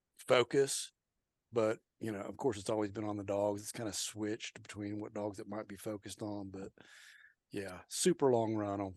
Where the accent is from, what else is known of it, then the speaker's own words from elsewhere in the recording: Oklahoma, United States; And I'm from Oklahoma, so I got to throw out Ed Abel.